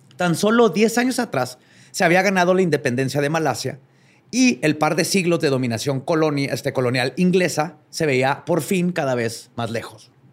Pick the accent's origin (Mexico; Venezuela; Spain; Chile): Mexico; como mexicanos